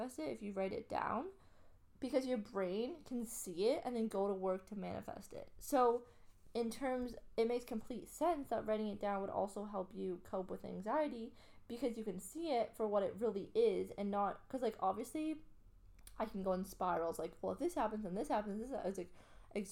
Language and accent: English; Canada; now in Australia; I'm Canadian